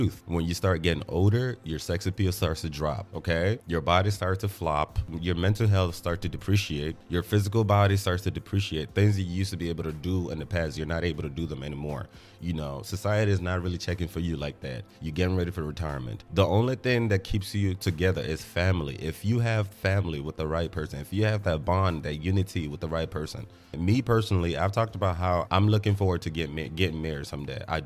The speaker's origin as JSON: {"language": "English", "country": "Nigeria", "said": "As a Nigerian, I went to church every weekend."}